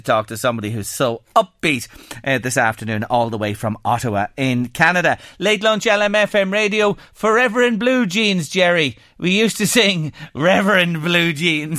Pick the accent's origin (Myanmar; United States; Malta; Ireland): Ireland; No, I'm Irish.